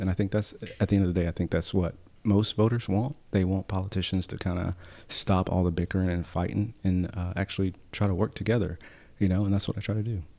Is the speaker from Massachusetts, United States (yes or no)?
no; High Point, North Carolina, United States; I was born and raised in High Point